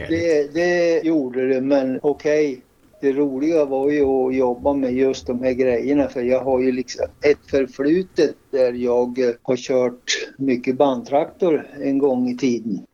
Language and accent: Swedish; Hörnefors, Västerbotten County, Sweden; moved away as an adult; also born or lived in Skellefteå; jag kom ju från Hörnefors ursprungligen